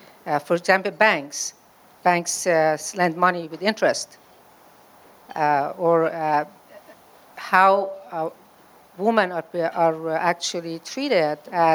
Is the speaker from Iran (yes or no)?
yes; Iran; moved away; I was born in Iran, and I was 16 years old. So I was born in a Muslim country.